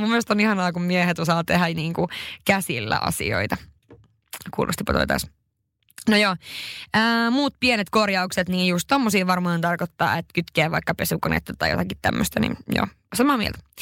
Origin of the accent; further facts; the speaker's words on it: northern Finland, Finland; moved away; mä oon pohjoisesta kotoisin